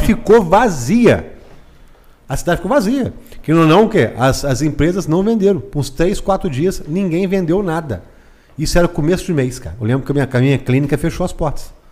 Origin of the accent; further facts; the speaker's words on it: Barra Mansa, Rio de Janeiro, Brazil; Nasci em Barra Mansa, tudo que eu faço em é Barra Mansa. David conhece muito bem disso aí. Nasci, estudei, tudo aqui em Barra Mansa.